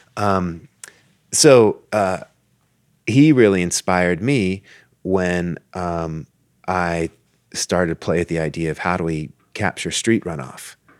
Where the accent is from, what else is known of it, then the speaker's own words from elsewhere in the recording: Tucson, Arizona, United States; I grew up in Tucson